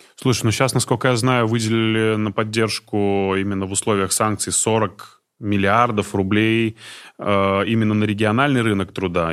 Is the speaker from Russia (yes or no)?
yes; Izhevsk, Udmurtia, Russia; я э, из Ижевска